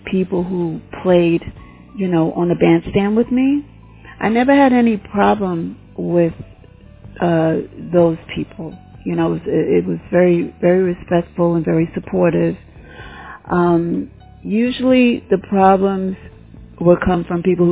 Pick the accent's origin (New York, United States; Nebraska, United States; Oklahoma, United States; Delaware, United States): New York, United States; New York City; I'm from New York City. I was born in Harlem, where I spent maybe the first 6 years of my life, and then my family and I, we moved to the Bronx, where I stayed until I went on my own. So, born and raised here